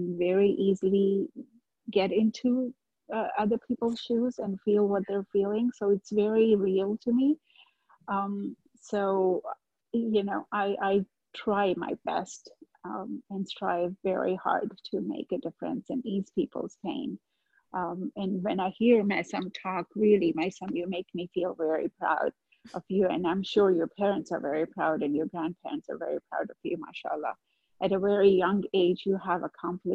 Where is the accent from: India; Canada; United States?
India; moved away; I grew up back in India, and I have two brothers and a sister